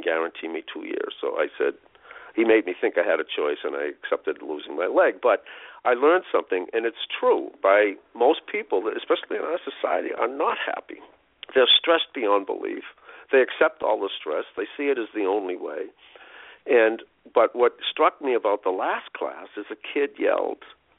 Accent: United States; as an American

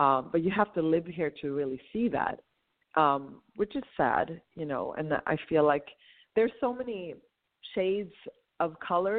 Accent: Stockholm, Stockholm County, Sweden; moved away as an adult; also born or lived in Morocco; now in United States; But I'm born and raised in Sweden, but my parents are North African

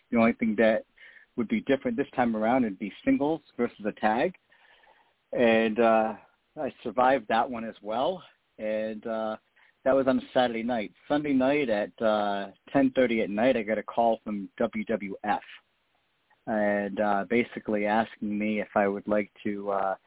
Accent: Rhode Island, United States; my home state of Rhode Island, where I grew up

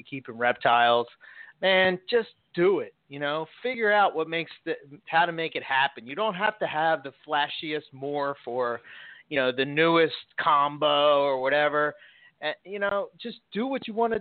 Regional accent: Philadelphia, Pennsylvania, United States; accent: Philly; my Philly accent

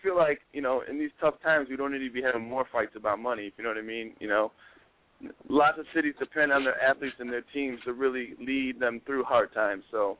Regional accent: Chicago, Illinois, United States; I'm from Chicago, bro.

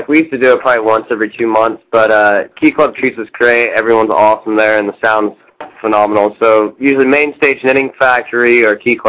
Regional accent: Denver, Colorado, United States; now in Los Angeles, United States; George and myself, long story short, are from Denver.

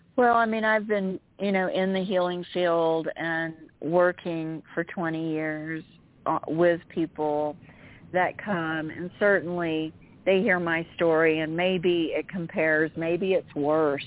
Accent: Central Florida, United States; I lived in Central Florida

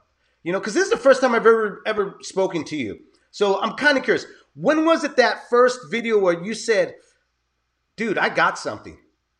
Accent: San Jose, California, United States; I was born and raised in San Jose, which is now away from San Francisco.

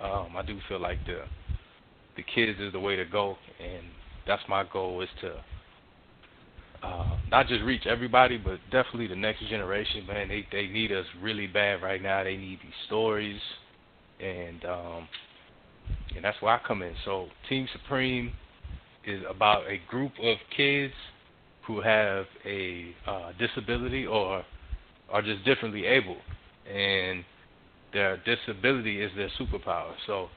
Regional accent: Miami, Florida, United States; born there; now in Atlanta, United States; I was born in Miami, Florida. I'm a military brat. I live in Atlanta, Georgia right now

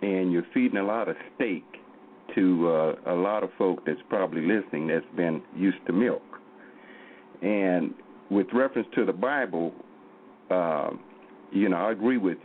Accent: Oklahoma, United States; I'm from Oklahoma here.

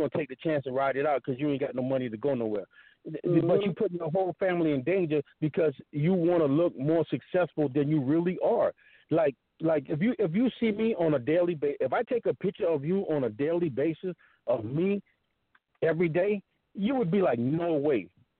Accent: South Carolina, United States; now in Atlanta, United States; my hometown of South Carolina

